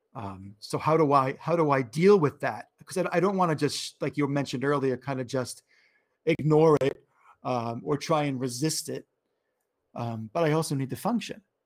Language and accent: English; New York, United States; I'm from New York